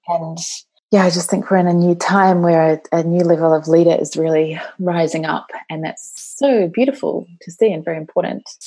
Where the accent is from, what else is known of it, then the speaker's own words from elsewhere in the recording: New Zealand; I come from New Zealand, and uh, that is my home country.